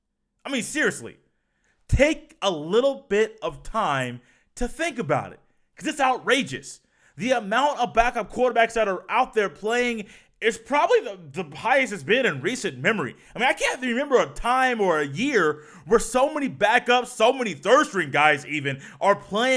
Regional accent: Indiana, United States; Let's go ahead and take a trip to the Bay, because I'm from Indiana.

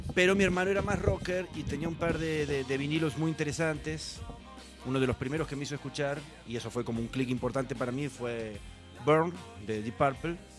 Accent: Santa Fe, Argentina; Yo soy de Santa Fe provincia de Santa Fe.

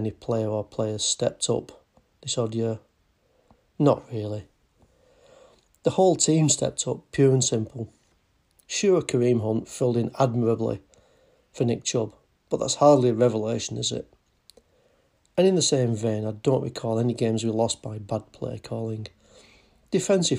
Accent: England, United Kingdom; I'm English.

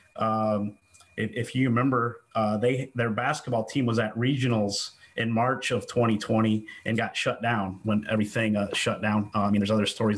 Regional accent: Ayersville, Ohio, United States; I'm from Ayersville

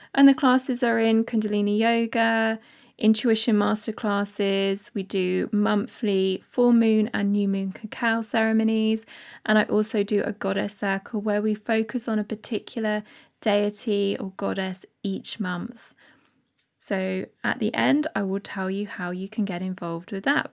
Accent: Bath, South West England, United Kingdom; moved away; I am from Bath. Uh, lived there for my first so many years with my parents

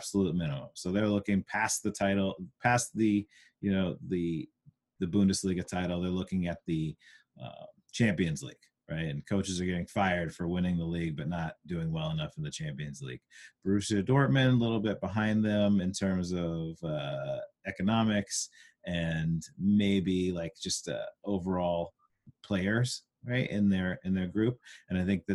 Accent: Huntington Beach, California, United States; my experiences growing up in Huntington, where, you know, it was a more of a suburb

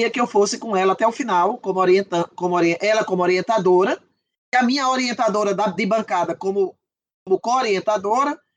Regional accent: Northeast Region, Brazil; eles têm uma, uma ideia de que nós que somos do Nordeste, nós não temos cérebro e que nós não temos sinapses, nós não podemos ter

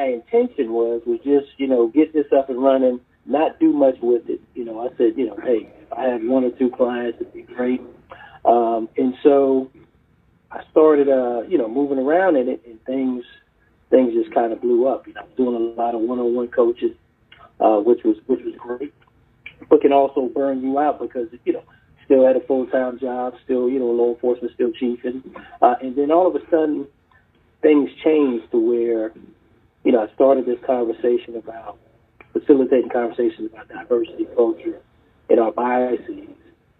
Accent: Charleston, South Carolina, United States; also born or lived in Harlem, New York, United States; I was born in Harlem, New York, and lived there until I was about 10. Then I moved to Charleston, South Carolina with my family, went to college.

